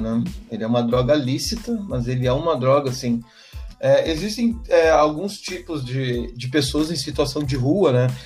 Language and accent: Portuguese; Santiago, Rio Grande do Sul, Brazil; now in Porto Alegre, Brazil; eu sou natural de Santiago, no interior do, do, do estado do Rio Grande do Sul